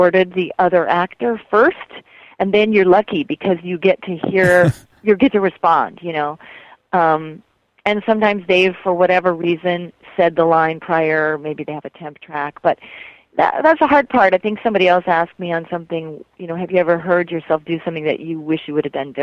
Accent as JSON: {"language": "English", "region": "Colorado", "country": "United States", "tie": "born or raised there", "also_born_or_lived": "Fruita, Colorado / New York City", "moved": "as an adult", "lives_now": "Los Angeles, United States", "said": "I actually grew up in a little town in Colorado, and then I lived in Fruita, Colorado, and then I moved to New York City for many years, and then I moved to Los Angeles"}